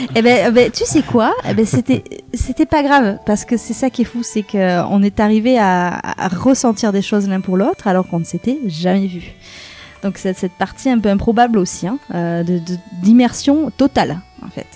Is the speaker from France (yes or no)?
yes; Aix-en-Provence, Provence-Alpes-Côte d'Azur, France; moved away as an adult; now in Bordeaux, France; je suis pas de la région à la base, je suis de Aix-en-Provence